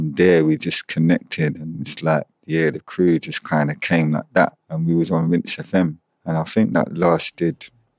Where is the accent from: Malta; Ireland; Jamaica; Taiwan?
Jamaica; So I feel like that is naturally in me because I'm Jamaican.